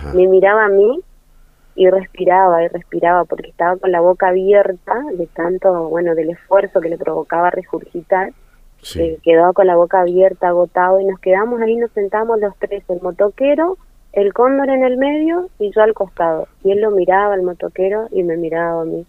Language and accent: Spanish; Corrientes, Argentina; accent: tonada correntina; soy de corriente